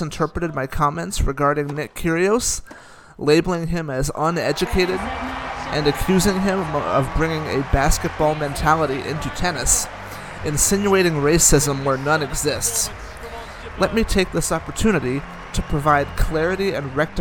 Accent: Greece; as a white Caucasian kid growing up in Greece

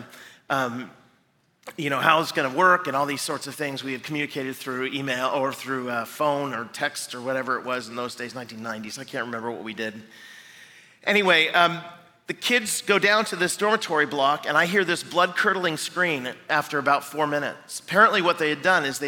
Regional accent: Seattle, Washington, United States; now in Chicago, United States; I'm from Seattle

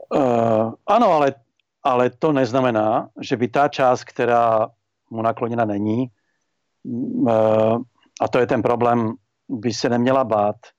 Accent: Slovakia; z toho slovenského pohledu

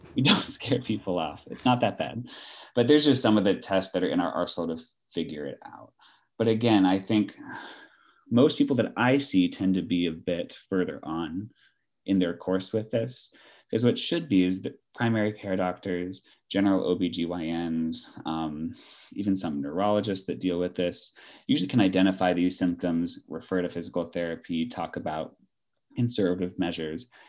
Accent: Los Angeles, California, United States; moved away as an adult; also born or lived in Bay Area, California / Ireland / New York; now in Atlanta, United States; I'm originally from Southern California, Los Angeles area.

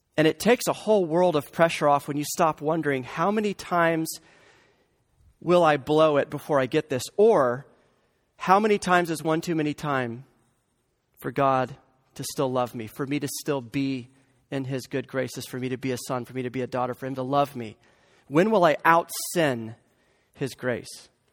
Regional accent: the Bible Belt, United States; I grew up in the Bible Belt

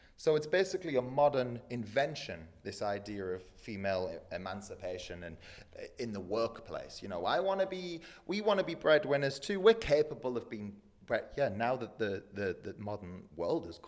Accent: England, United Kingdom; moved away; I grew up in England

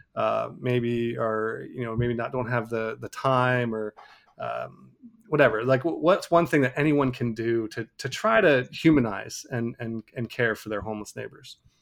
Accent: Cameroon; moved away; people I, I, I grew up with in Cameroon

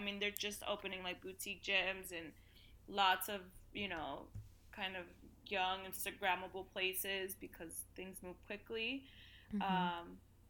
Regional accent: Bronx, New York, United States; the French will love that I'm from the Bronx.

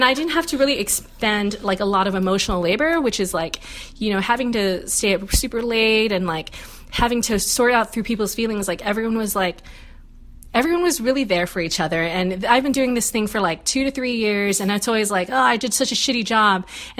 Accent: Philippines; I'll be mad as a Filipino.

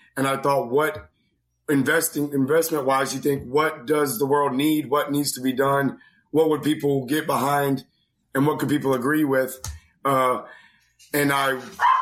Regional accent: Greenville, North Carolina, United States; I grew up in North Carolina, Greenville, North Carolina, and I've had a great childhood.

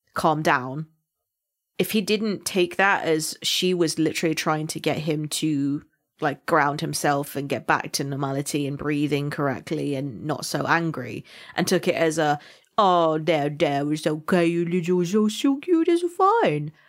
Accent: Somerset, South West England, United Kingdom; accent: farmer slash pirate; I am from Somerset, so my accent is more farmer slash pirate

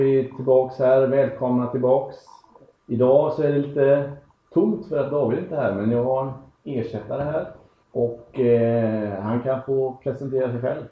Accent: Uddevalla, Västra Götaland, Sweden; also born or lived in Belgium / Netherlands / England; now in Uddevalla, Sweden; jag är ursprungligen från Uddevalla, har bott utomlands jäkligt länge och kommit tillbaka hem nu

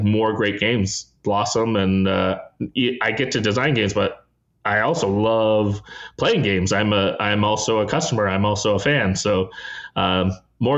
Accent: Canada; as a Canadian

